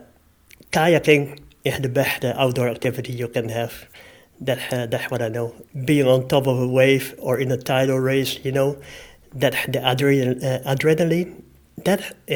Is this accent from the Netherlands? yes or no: yes; Netherlands; moved away; also born or lived in Australia / Philippines; I am from Holland